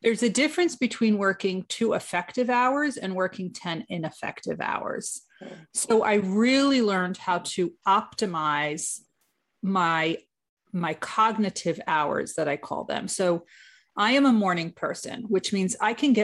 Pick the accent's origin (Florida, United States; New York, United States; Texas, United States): New York, United States; I am from New York